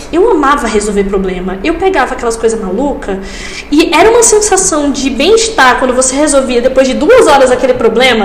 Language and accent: Portuguese; Açu, Rio Grande do Norte, Brazil; also born or lived in Natal; eu sou de Açu, é uma cidade bem pequena no interior do Rio Grande do Norte